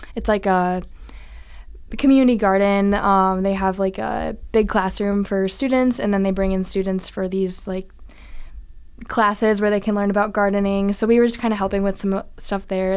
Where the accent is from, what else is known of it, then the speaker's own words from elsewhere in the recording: Iowa, United States; moved away; I'm originally from Iowa